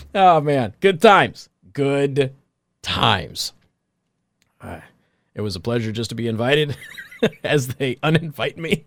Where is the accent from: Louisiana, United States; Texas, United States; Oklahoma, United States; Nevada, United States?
Nevada, United States; Las Vegas; my hometown, Las Vegas, Clark County particularly